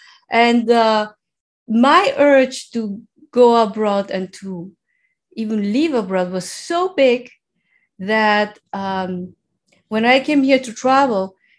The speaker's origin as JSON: {"language": "English", "region": "Mexico City", "country": "Mexico", "tie": "born or raised there", "second_language": "English", "moved": "as an adult", "lives_now": "Netherlands", "said": "I was born in Mexico City in 1973"}